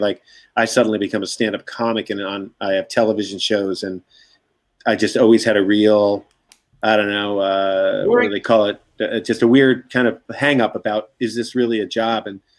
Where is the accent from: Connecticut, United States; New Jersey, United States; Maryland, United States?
Connecticut, United States; Madison; moved away as an adult; also born or lived in Los Angeles, California / Boston, Massachusetts; And so here I am growing up in Lily White, Madison, Connecticut, Republican town